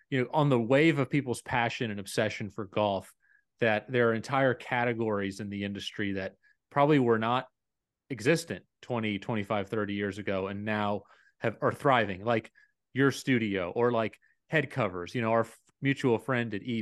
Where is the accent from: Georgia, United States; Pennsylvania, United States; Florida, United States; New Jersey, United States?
Pennsylvania, United States; Philadelphia; i'm from philly